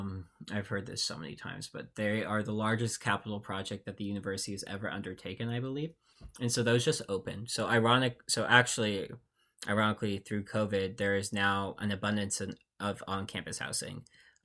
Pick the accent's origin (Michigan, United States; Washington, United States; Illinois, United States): Washington, United States; Seattle; I'm from the Seattle area.